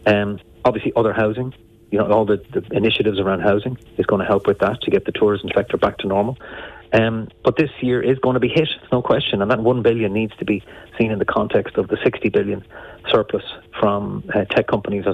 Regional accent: Enniscorthy, Leinster, Ireland; growing up in Enniscorthy was my time spent with the Enniscorthy Steelers in the boys' club

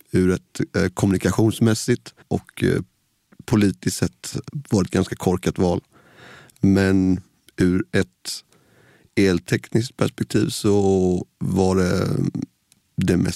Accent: Nässjö, Jönköping County, Sweden; Nässjö i Småland, ja.

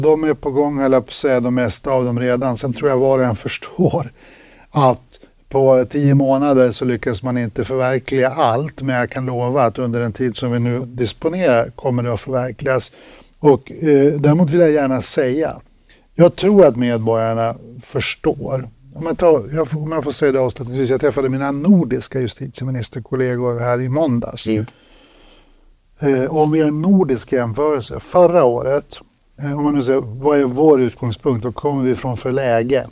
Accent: Örnsköldsvik, Västernorrland County, Sweden; jag kommer ju själv från landsorten. Jag är ju själv från Örnsköldsvik

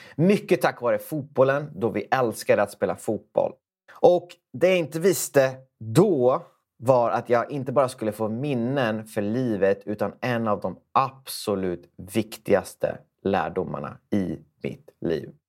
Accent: Sweden; det trygga Sverige där vi växte upp

